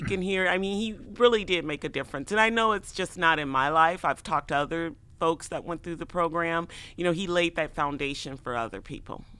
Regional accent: Chicago, Illinois, United States; moved away as an adult; now in Iowa City, United States; I grew up in Chicago, none of us really had cars

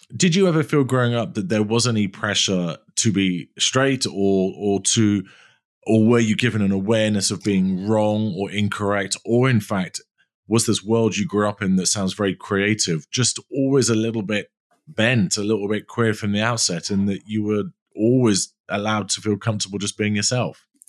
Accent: London, United Kingdom; I'm a Londoner

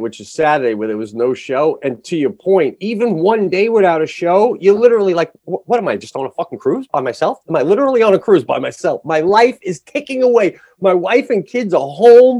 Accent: Long Island, New York, United States; growing up on Long Island

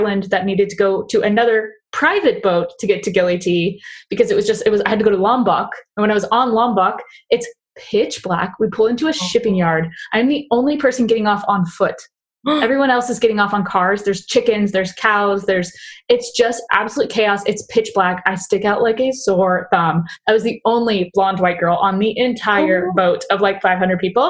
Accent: Southern California, United States; growing up in Southern California, and like reasonably so, like we grow up with like a severe stranger danger

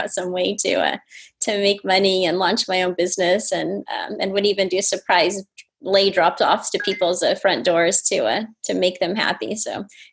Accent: San Diego, California, United States; also born or lived in Maui, Hawaii; now in Los Angeles, United States; I was born in San Diego, actually, but That's spent my time between San Diego and Maui back and forth, which was a great way to grow up.

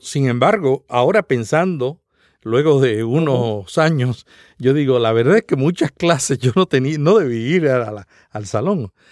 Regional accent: Santa Isabel, Puerto Rico; el pueblo donde yo nací

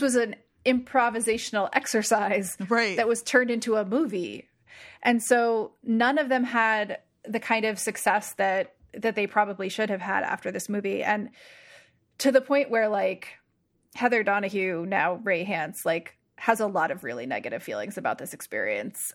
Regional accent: New Jersey, United States; I'm from Jersey

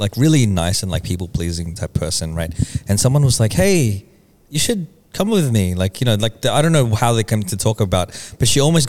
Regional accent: Australia; growing up, cause we grew up here in Australia.

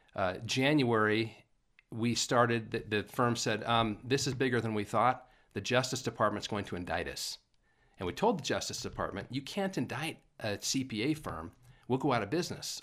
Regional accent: Paul, Idaho, United States; moved away; also born or lived in California / Utah; born and raised in Paul, Idaho.

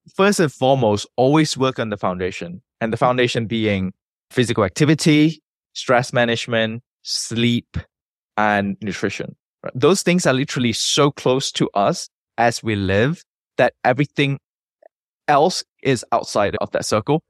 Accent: Malaysia; moved away as an adult; also born or lived in United Kingdom; I was born and bred in Malaysia.

